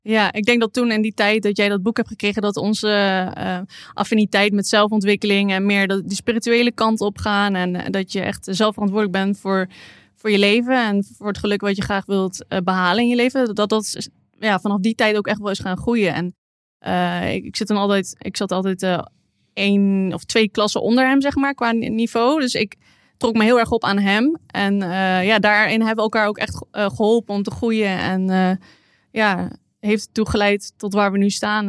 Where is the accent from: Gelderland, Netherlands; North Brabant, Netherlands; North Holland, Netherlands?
Gelderland, Netherlands; Elst; ik kom uit Elst, ligt bij Nijmegen